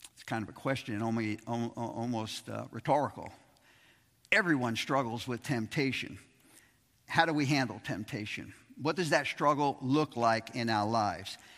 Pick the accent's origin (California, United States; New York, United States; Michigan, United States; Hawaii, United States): New York, United States; New York City; Growing up in Brooklyn